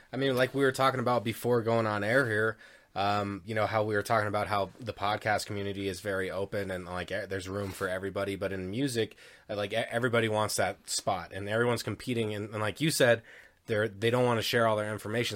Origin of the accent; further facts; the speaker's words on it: Denver, Colorado, United States; also born or lived in Parker, Colorado; I grew up in Denver, and then we moved out to East Parker, like, ten miles east of Parker